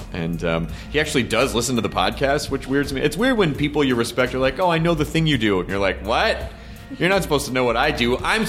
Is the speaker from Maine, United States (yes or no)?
no; Memphis, Tennessee, United States; I'm from Memphis, I have great affection for the hour earlier primetime setup.